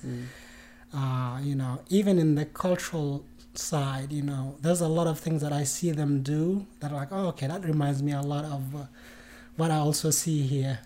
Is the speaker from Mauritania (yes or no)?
yes; Mauritania; moved away as an adult; now in United States; I was born and uh, um, raised in Mauritania, which is in West Africa